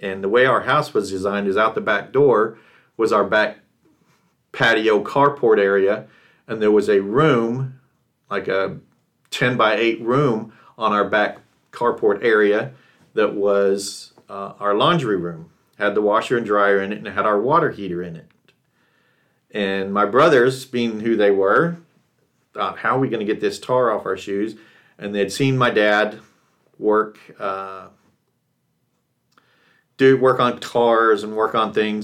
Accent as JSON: {"language": "English", "region": "Texas", "country": "United States", "tie": "born or raised there", "also_born_or_lived": "California / Rexburg, Idaho", "moved": "yes", "said": "a kid growing up in Texas"}